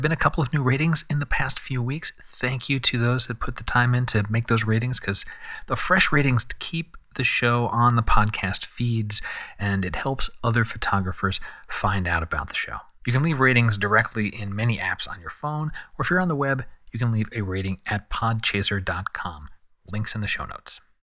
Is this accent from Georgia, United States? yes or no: no; San Diego, California, United States; here in San Diego, my hometown